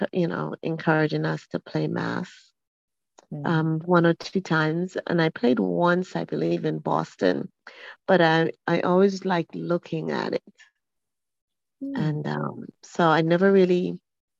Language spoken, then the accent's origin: English; Montserrat; now in Atlanta, United States; growing up in Montserrat, we have the masquerades